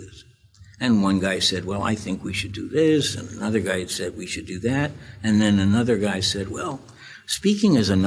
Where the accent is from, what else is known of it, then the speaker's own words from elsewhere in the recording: New York City, New York, United States; also born or lived in Queens; I was born in Brooklyn to a very activist family